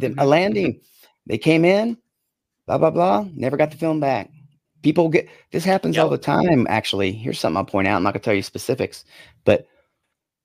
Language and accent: English; Yakima, Washington, United States; I'm from Yakima